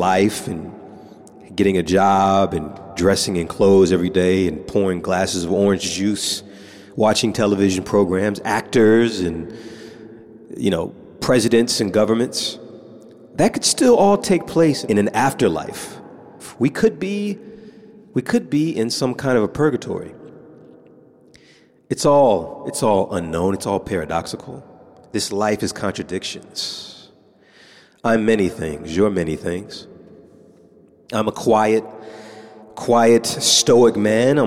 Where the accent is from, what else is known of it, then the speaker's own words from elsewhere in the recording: United States; now in Japan; I'm an American